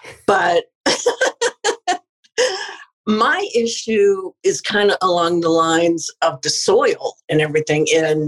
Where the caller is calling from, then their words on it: Massachusetts, United States; I'm coming in from Massachusetts, actually. I'm Jillian's mom. And I just moved back to Western Mass, which is like my favorite place in the world.